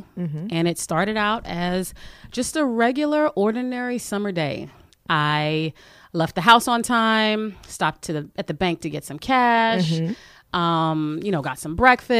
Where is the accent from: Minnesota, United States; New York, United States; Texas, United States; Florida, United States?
New York, United States; New York City; I grew up in Crown Heights and now I live in East Flatbush. I'm in that two fair zone.